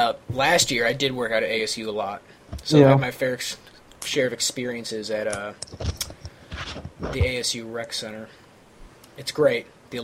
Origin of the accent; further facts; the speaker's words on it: St. Louis, Missouri, United States; accent: Midwest; now in Arizona, United States; because I grew up in St. Louis